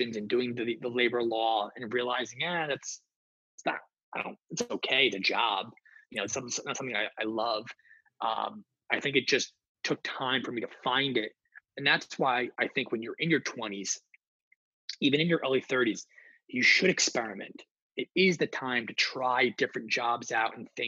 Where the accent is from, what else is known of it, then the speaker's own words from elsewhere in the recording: New Jersey, United States; I'm being from the North Jersey area